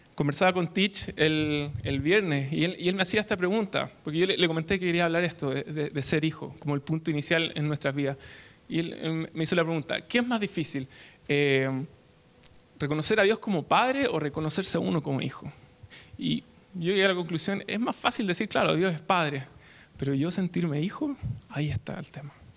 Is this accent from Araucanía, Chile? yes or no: yes; Temuco, Araucanía, Chile; now in Santiago, Chile; Soy de Temuco, del sur de Chile